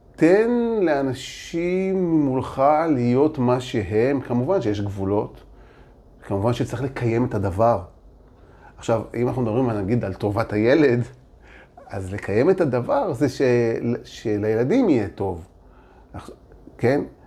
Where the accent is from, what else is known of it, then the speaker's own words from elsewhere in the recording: Holon, Tel Aviv District, Israel; also born or lived in Jaffa; אני גדלתי ביפו וחולון